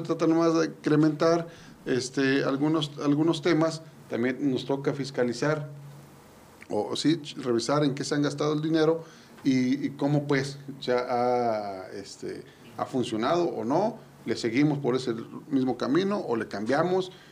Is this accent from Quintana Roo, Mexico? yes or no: no; Yecapixtla, Morelos, Mexico